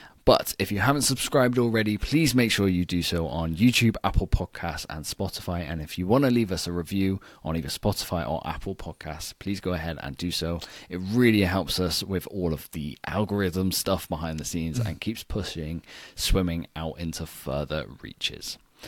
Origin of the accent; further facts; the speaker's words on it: United Kingdom; as a Brit